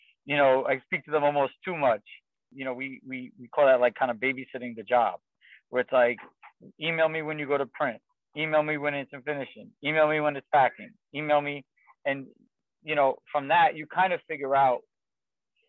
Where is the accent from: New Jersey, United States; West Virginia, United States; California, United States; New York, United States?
New York, United States; New York City; I grew up in Queens, New York